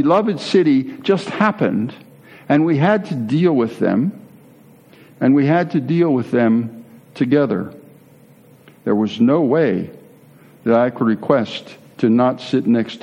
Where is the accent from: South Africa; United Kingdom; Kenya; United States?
United States; moved away as an adult; also born or lived in Netherlands; the lone American in that group